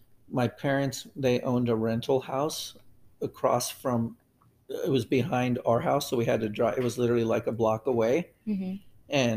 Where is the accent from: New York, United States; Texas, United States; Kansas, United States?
Texas, United States; El Paso; now in Roseville, United States; I grew up in El Paso, Texas.